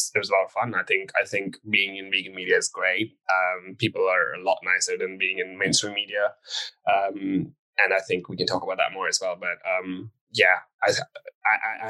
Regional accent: India; I grew up in a vegetarian family. I come from India

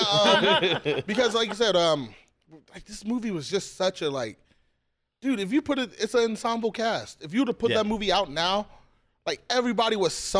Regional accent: Detroit, Michigan, United States; now in San Diego, United States; I grew up in Detroit.

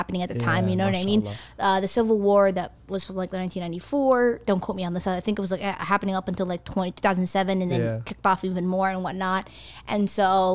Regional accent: St. Louis Park, Minnesota, United States; born or raised there; also born or lived in Somalia / Kenya

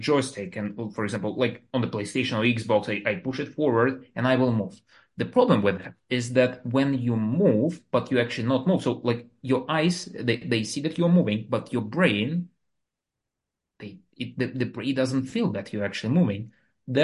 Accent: Moscow, Russia; English is a second language; moved away as an adult; now in United States; I'm the guy which was born in Russia, and I like in the capital of Moscow. So I was like living, growing there, going to the university

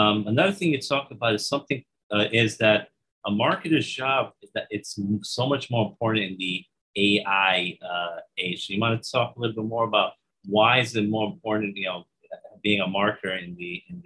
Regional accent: New York, United States; I'm from New York, so I speak very quickly

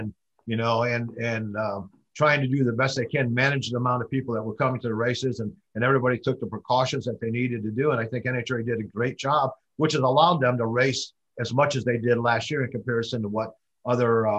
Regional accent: Chicago, Illinois, United States; I grew up in Chicago, Illinois

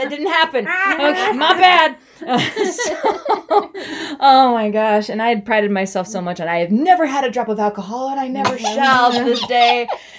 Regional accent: Utah, United States; I come from Utah, you know, and I'm LDS.

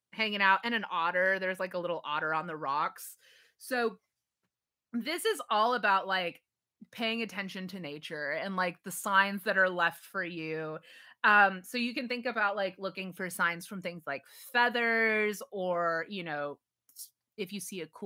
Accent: Texas, United States; We grew up in Texas

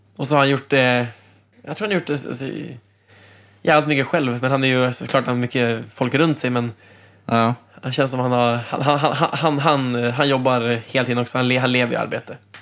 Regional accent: Umeå, Västerbotten County, Sweden; moved away as an adult; also born or lived in Trondheim, Norway; now in Norway; jag kommer ju själv från Umeå

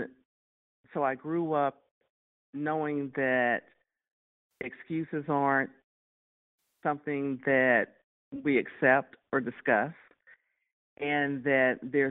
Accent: Texas, United States; growing up in Texas and having a family

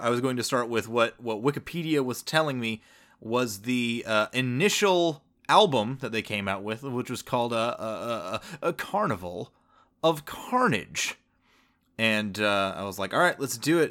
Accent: the South, United States; born and raised in the South

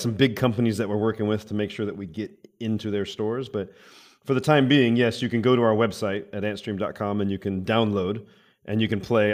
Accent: Arizona, United States; I'm from Arizona where everybody has guns, I think, in America

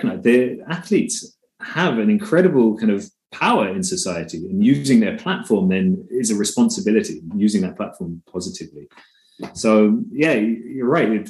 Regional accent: London, United Kingdom; moved away as an adult; now in Denmark; I'm British. Grew up in London

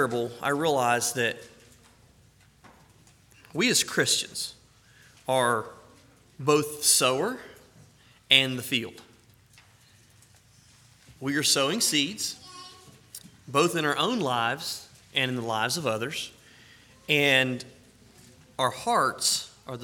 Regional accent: the South, United States; I'm from the South

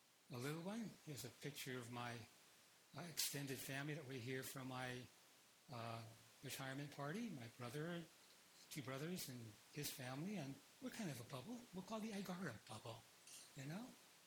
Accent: Philippines; born there; I was born in the Philippines, and so I was born a Catholic.

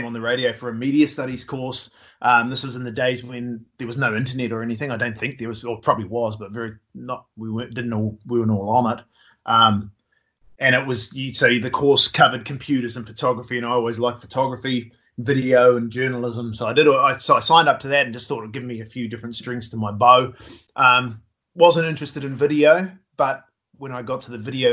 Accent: New Zealand; I'm from New Zealand

